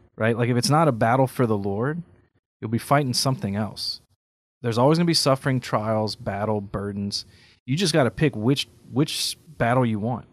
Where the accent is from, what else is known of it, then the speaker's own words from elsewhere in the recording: Carencro, Louisiana, United States; in my hometown, Karen Crowe, there's a school she founded